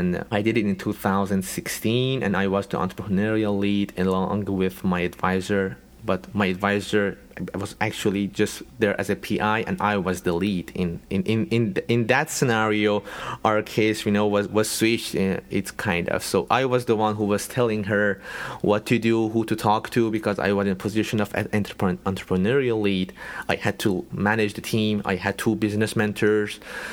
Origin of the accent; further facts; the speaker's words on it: Iran; moved away; We're from Iran